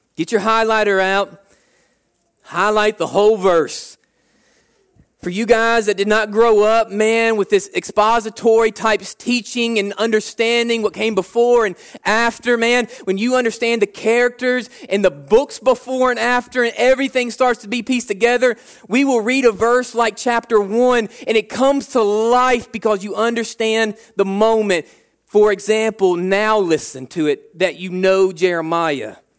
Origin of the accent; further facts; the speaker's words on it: United States; We like being American